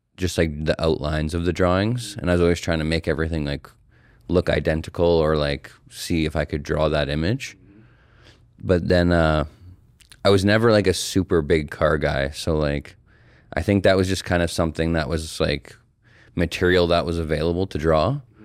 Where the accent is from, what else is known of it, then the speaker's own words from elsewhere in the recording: Calgary, Alberta, Canada; I'm an artist and muralist born and raised in Calgary, Alberta